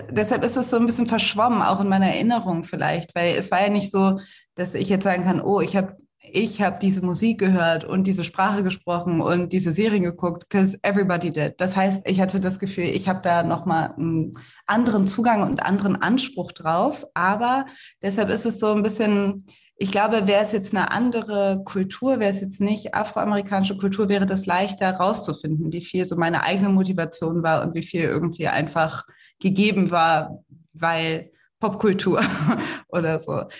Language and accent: German; Cologne, North Rhine-Westphalia, Germany; ich komme aus Köln